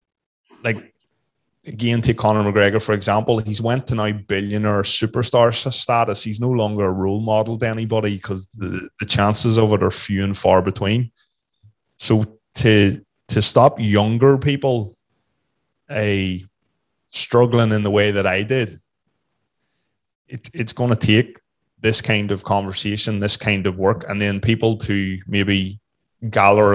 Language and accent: English; Northern Ireland, United Kingdom; also born or lived in Australia; growing up in Northern Ireland in the 70s and 80s, where everybody wanted to kill you